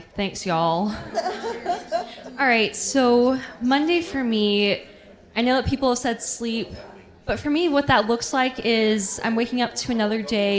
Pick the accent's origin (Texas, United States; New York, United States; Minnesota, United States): Texas, United States; Dallas; because I am from Dallas, but I'm also representing Houston.